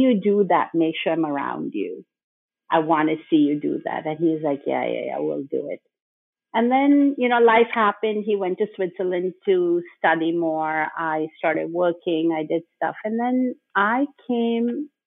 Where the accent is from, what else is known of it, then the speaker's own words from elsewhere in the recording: Bhopal, Madhya Pradesh, India; moved away as an adult; also born or lived in Mumbai; I grew up in Bhopal